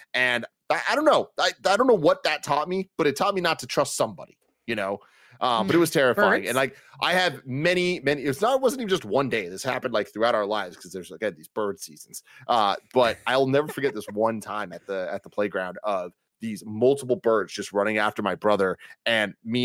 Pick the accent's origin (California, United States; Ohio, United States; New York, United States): California, United States; San Francisco; I was born and raised here